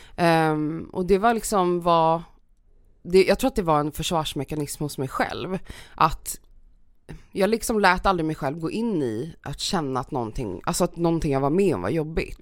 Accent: Stockholm, Stockholm County, Sweden; jag är uppväxt i Stockholm

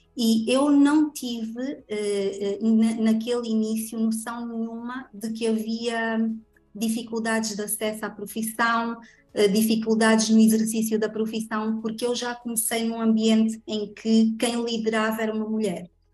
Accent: Angola; sou angolana de alma, coração

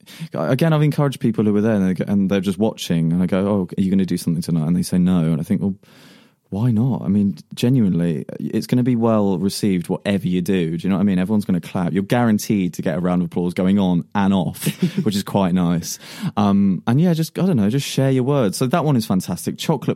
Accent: South East England, United Kingdom; more love and affinity, although it's not expressed in the poem, towards the Isle of Wight and just my hometown in general.

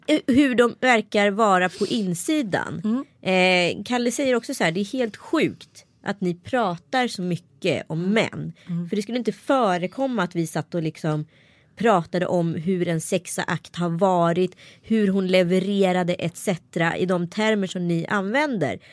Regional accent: Örebro, Örebro County, Sweden; accent: Närke dialect; also born or lived in Stockholm

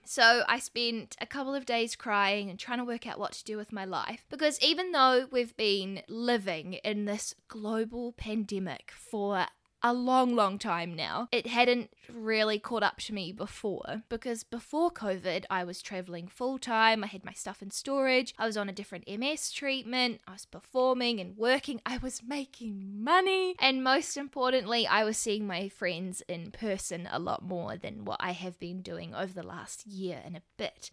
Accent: New Zealand; accent: New Zealand; the beautiful country that I live in, which is New Zealand

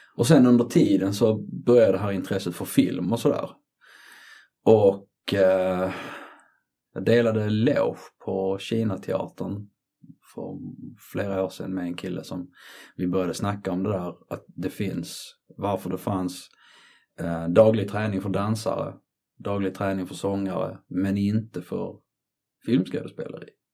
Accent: Trelleborg, Skåne, Sweden; moved away as an adult; also born or lived in Colombia / Gothenburg / London; jag är född i Colombia 1975. Eh, jag är uppväxt i Skåne, Trelleborg, Sveriges sydligaste stad

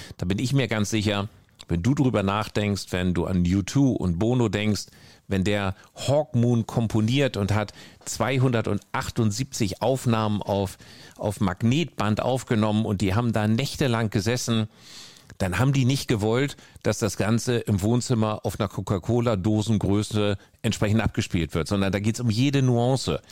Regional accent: North Denmark Region, Denmark; moved away; ich bin ganz, ganz oben im Norden in Dänemark groß geworden

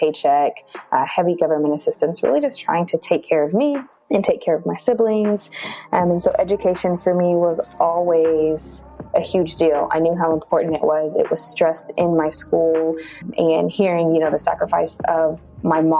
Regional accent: Amarillo, Texas, United States; I'm originally from Amarillo, Texas

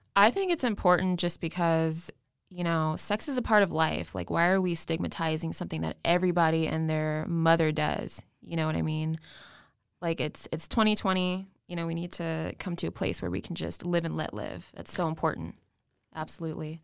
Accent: West Coast, United States; now in Texas, United States; I'm actually new to Texas. I'm twenty-eight years old. I'm from the West Coast.

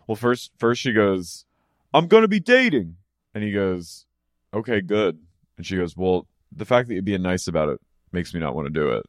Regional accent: United States; as an American

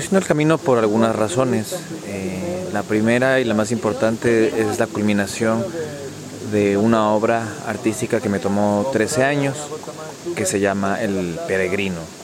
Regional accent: Ecuador; soy de Ecuador

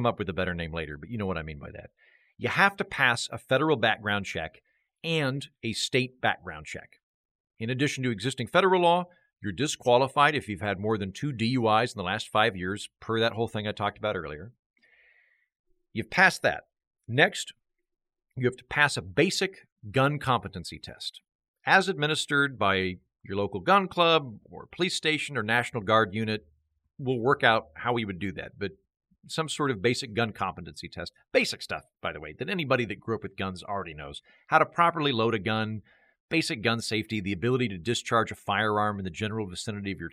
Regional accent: Oklahoma, United States; now in Austin, United States; I'm from Oklahoma

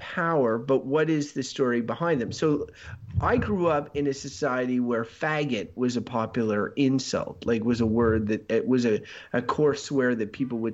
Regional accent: England, United Kingdom; I'm English, and the swears that I use tend to be English

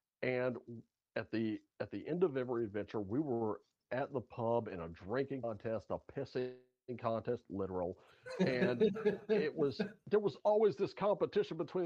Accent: United States; I'm an American guy

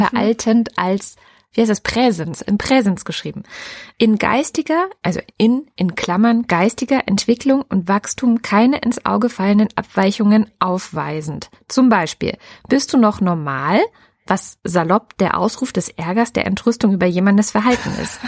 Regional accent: Baden-Württemberg, Germany; also born or lived in East Germany; als Ossi einfach mal nach Baden-Württemberg gepflanzt wirst

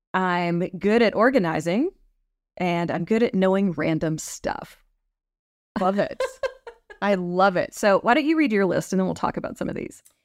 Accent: Texas, United States; growing up in Texas

